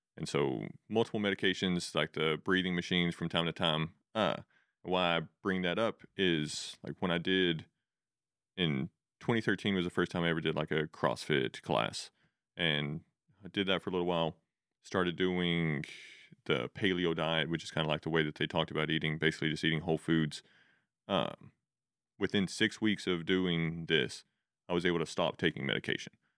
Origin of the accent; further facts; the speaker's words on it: Spring Lake, Texas, United States; originally I grew up in a place called Spring Lake. Uh, it's way up, like, pretty, not quite the panhandle of Texas